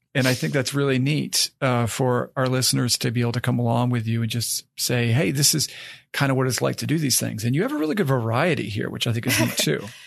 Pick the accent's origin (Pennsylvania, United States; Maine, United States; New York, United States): Maine, United States; moved away as an adult; also born or lived in West Virginia; I grew up in Maine and I went to college down in West Virginia.